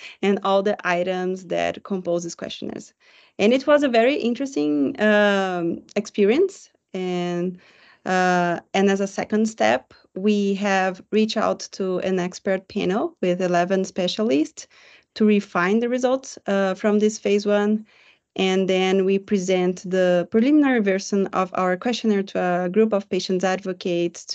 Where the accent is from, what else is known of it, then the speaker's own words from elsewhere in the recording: Brazil; I am a psychologist from Brazil.